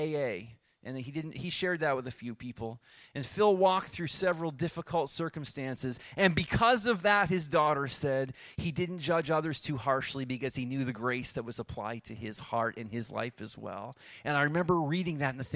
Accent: Rockville, Nova Scotia, Canada; I grew up in Rockville

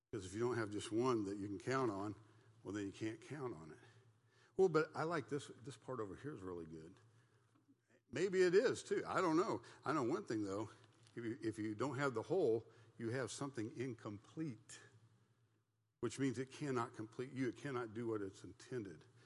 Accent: United States; I thought I was a Christian because I was an American. And I, as an American, we're the Christian nation

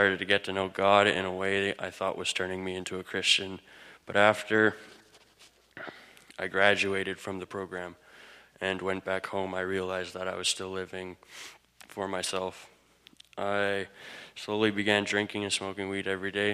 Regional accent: Manitoba, Canada; I'm from Manitoba

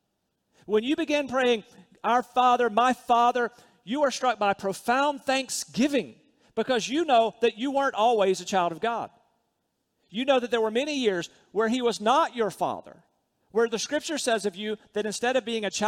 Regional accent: Rocky Mount, North Carolina, United States; When I was a little boy growing up in Rocky Mount, North Carolina, I lived pretty

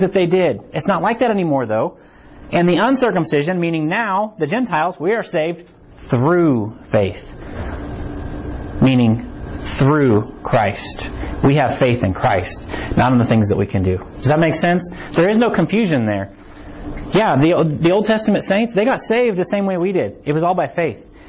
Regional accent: Harrisonville, Missouri, United States; I'm from Harrisonville too

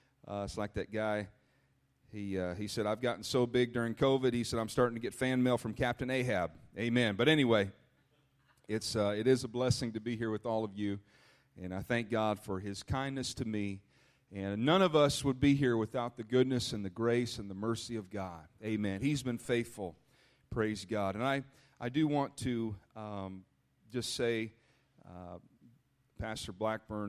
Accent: Minnesota, United States; moved away as an adult; also born or lived in Illinois; I grew up in Minnesota, and I'm so thankful for my roots

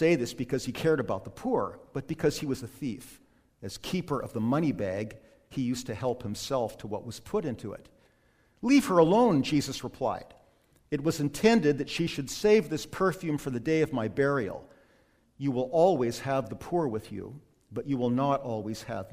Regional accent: Calgary, Alberta, Canada; the house that I grew up in Lakeview in Calgary

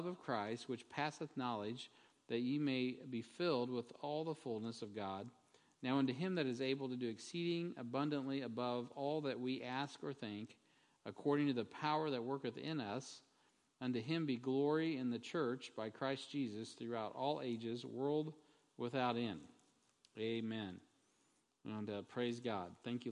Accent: United States; as an American

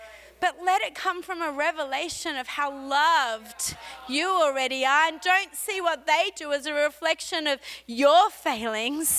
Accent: Australia; accent: Aussie; moved away as an adult; now in Montreal, Canada; I have an Aussie accent

